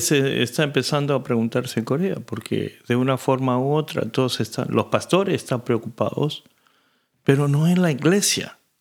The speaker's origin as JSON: {"language": "Spanish", "country": "Argentina", "tie": "born or raised there", "moved": "yes", "said": "yo crecí en la Argentina"}